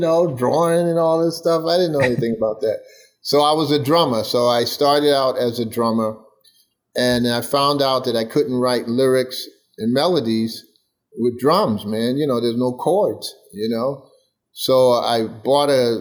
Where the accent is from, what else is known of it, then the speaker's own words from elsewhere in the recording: New York City, New York, United States; I grew up in Bed-Stuy, Brooklyn